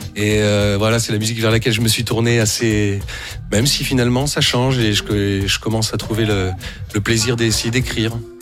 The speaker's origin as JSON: {"language": "French", "town": "Blois", "region": "Centre-Val de Loire", "country": "France", "tie": "born or raised there", "said": "je suis né à Blois"}